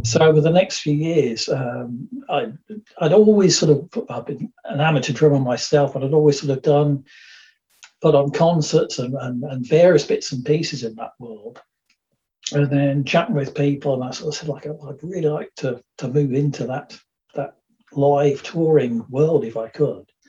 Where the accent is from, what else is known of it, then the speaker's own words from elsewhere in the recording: Dudley, West Midlands, United Kingdom; moved away; also born or lived in Birmingham; I was born in Birmingham, and for the first part, part of my life, lived in, in the West Midlands. So this was around Dudley, Rowley Regis, quite an industrial area, which is known as the Black Country